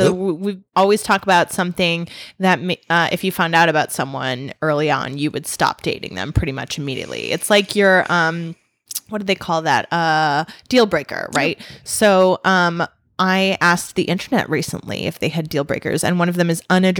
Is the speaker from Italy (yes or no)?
no; United States; Most cultures don't, but I'm American, so I just want to pick off like the clean meat